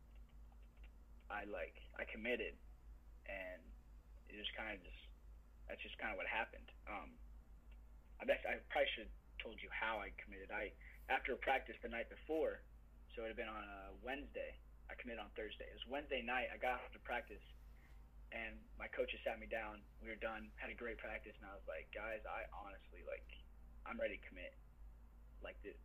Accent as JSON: {"language": "English", "region": "Iowa", "country": "United States", "tie": "born or raised there", "said": "when you wrestle growing up in Iowa"}